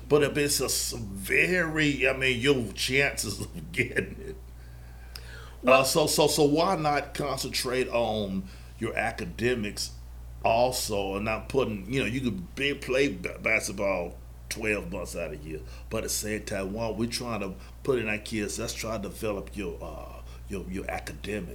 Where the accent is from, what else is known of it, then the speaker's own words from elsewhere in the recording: Charlotte, North Carolina, United States; I'm born and raised in Charlotte.